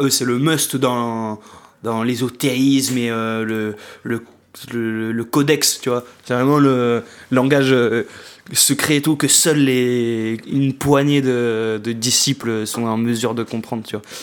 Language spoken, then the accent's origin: French; Marseille, Provence-Alpes-Côte d'Azur, France; en tant que Marseillais